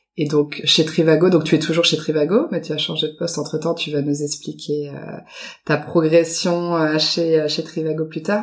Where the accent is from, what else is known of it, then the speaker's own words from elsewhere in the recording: France; moved away as an adult; now in Germany; je suis française et habite en Allemagne depuis maintenant 9 ans